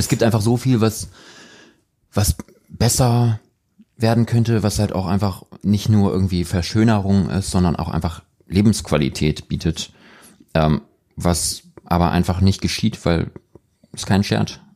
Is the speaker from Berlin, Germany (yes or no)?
no; Hamburg, Germany; now in Cologne, Germany; ich bin in Hamburg aufgewachsen